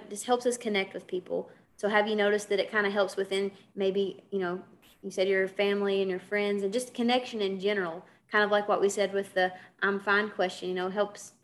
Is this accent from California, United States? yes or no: no; Kentucky, United States; accent: Kentucky; I'm from Kentucky, you know, you hear my accent